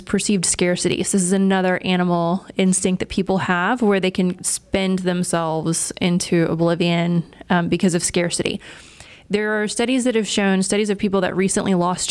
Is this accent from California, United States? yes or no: no; East Texas, United States; I'm from East Texas